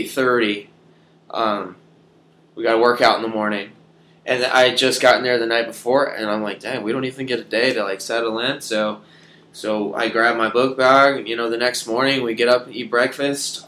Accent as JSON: {"language": "English", "region": "South Carolina", "country": "United States", "said": "I'm from South Carolina, so we were both from the South"}